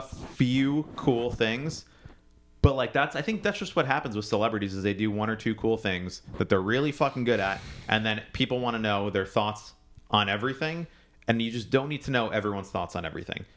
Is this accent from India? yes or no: no; United States; I'm also a first generation American, so I was born here